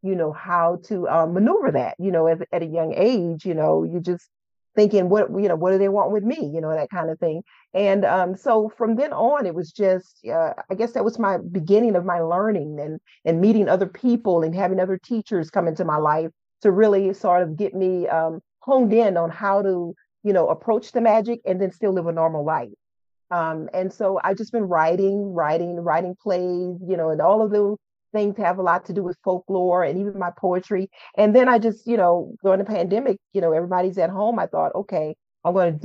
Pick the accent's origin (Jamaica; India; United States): United States; New Orleans, Louisiana; moved away as an adult; now in northern Louisiana, United States; I'm born and raised in New Orleans, Louisiana